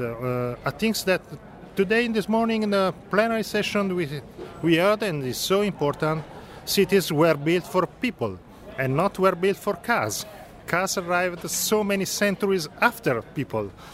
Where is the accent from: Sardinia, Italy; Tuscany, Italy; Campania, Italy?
Tuscany, Italy; Florence; English is a second language; I'm coming from Italy. and uh, in particular i coming from Florence, that is my city where I live